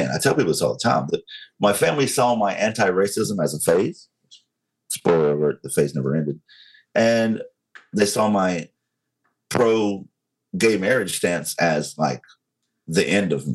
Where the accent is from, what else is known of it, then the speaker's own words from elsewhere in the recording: the Bible Belt, United States; I was openly against gay marriage because I was raised in you know the Bible Belt. I was raised in Pentecostal sure. church.